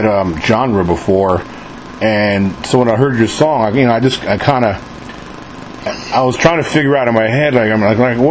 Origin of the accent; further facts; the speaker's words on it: New York City, New York, United States; moved away; also born or lived in San Antonio; I'm from New York originally, born and raised